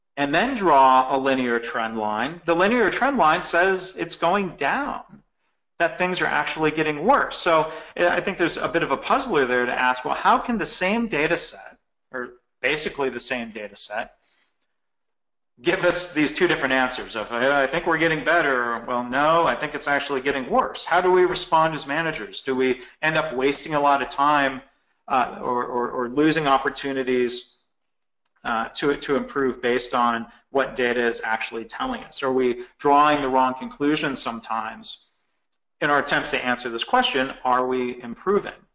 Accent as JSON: {"language": "English", "region": "Michigan", "country": "United States", "tie": "born or raised there", "said": "I grew up actually bowling in Michigan"}